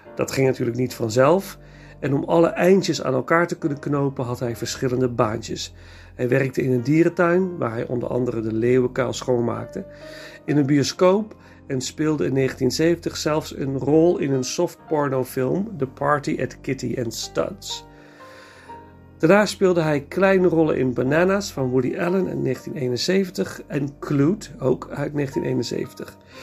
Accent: Nijmegen, Gelderland, Netherlands; ik ben geboren en getogen in Nijmegen.

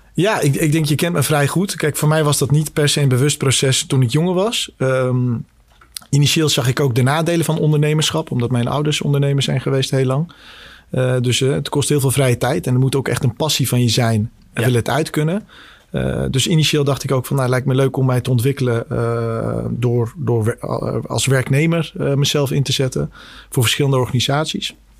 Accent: Scheemda, Groningen, Netherlands; also born or lived in Bosnia / Kosovo; ben zelf in Bosnië geboren. Eh, in, begin jaren tachtig. Uh, mijn, mijn verdere roots liggen in Kosovo, maar vroeger was dat eh, één land, Joegoslavië. en door de burgeroorlog in begin jaren negentig naar Nederland met het hele gezin gekomen. uiteindelijk gestationeerd in, in Oost-Groningen. Dus dat zijn eigenlijk mijn roots met, met de provincie Groningen. hele fijne jeugd gehad in, in Scheemda

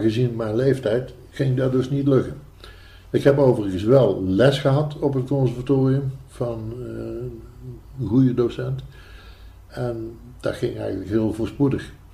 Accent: Tilburg, North Brabant, Netherlands; also born or lived in Eindhoven; geboren in Tilburg

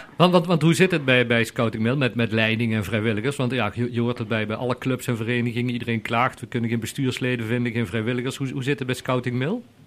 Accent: Netherlands; Want we zijn Hollanders

